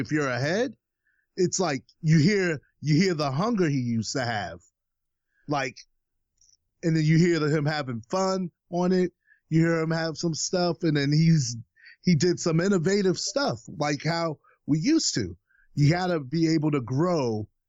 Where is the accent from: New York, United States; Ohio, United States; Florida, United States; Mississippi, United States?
New York, United States; I grew up in New York.